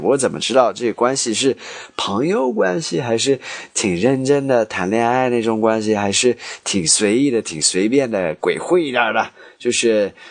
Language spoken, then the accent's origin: Chinese; United States; Chinese is a second language; 我是美国的，媳妇是中国的